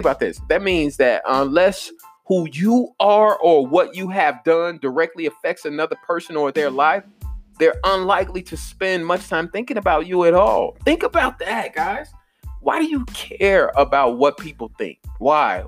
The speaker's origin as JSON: {"language": "English", "town": "Chicago", "region": "Illinois", "country": "United States", "tie": "born or raised there", "said": "growing up in Chicago, West Side"}